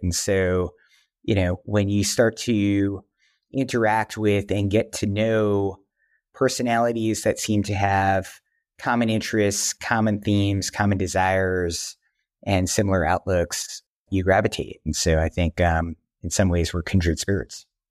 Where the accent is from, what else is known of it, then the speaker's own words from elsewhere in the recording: New York, United States; also born or lived in Wisconsin; I grew up here in New York